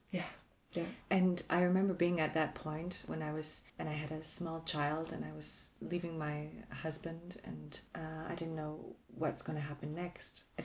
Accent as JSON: {"language": "English", "country": "Canada", "moved": "yes", "lives_now": "Germany", "said": "I am still Canadian. I can move back tomorrow if I wanted to."}